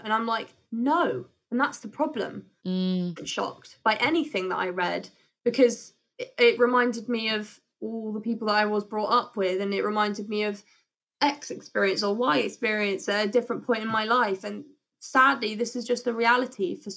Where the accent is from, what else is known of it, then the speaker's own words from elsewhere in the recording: United Kingdom; we're very British.